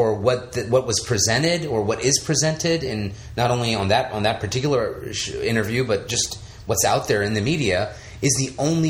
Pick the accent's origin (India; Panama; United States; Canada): India; I mean, as an Indian, how many people identify with Apu